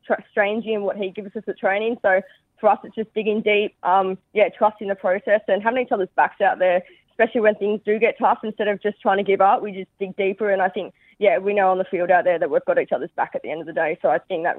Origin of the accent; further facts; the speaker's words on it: Gosford, New South Wales, Australia; I was born in Gosford, but I'm from the other end of the coast, so I'm more up near Soldiers and Shelley